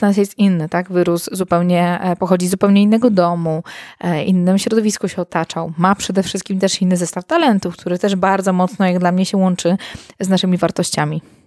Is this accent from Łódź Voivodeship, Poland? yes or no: no; Warsaw, Masovian Voivodeship, Poland; moved away as an adult; now in Masuria, Poland; z Warszawy, dużego miasta, w którym się urodziłam, w którym się wychowałam